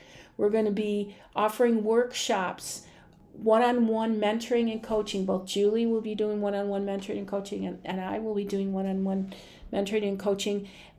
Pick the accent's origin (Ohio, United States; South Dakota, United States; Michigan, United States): Michigan, United States; Detroit; in Detroit. I don't know what a farm is.